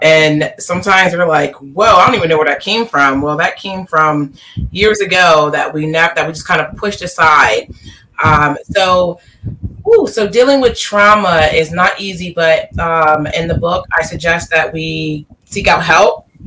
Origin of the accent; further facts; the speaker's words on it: Delaware, United States; Born and raised in Delaware